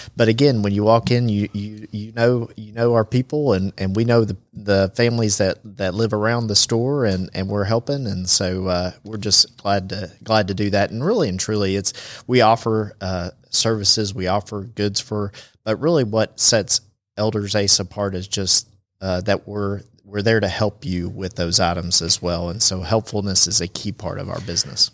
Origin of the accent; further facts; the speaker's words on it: Chattanooga, Tennessee, United States; now in Rome, United States; I'm actually from Chattanooga